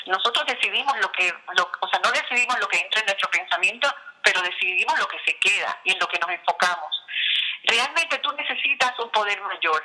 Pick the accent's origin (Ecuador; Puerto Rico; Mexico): Puerto Rico; moved away as an adult; now in Miami, United States; yo soy de Puerto Rico, me mudé a, Miami